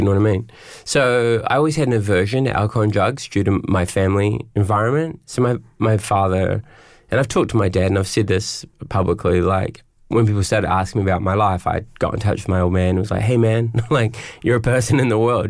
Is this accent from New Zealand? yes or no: yes; Auckland, New Zealand; I grew up in West Auckland